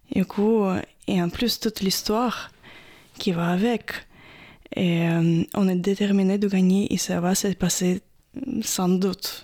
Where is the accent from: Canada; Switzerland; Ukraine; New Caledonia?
Ukraine; Odesa, Odesa Oblast; French is a second language; moved away as an adult; now in France; Je viens du sud d'Ukraine, plus précisément d'Odessa